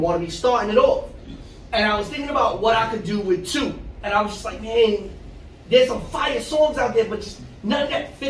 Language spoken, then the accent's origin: English; New York City, New York, United States; also born or lived in Astoria, Queens / North Bronx; I grew up on Manhattan Avenue from the age of 2 years old. I've lived in the South Bronx my whole life outside of when I went to college and recently when I moved to the North Bronx by Pelham Bay.